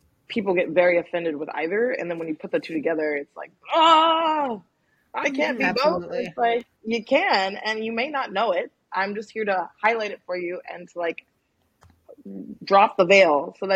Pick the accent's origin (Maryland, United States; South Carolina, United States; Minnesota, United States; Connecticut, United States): Maryland, United States; moved away as an adult; also born or lived in Washington, District of Columbia, United States; now in New Orleans, United States; I'm originally from Maryland, and I was born in DC and from the DMV area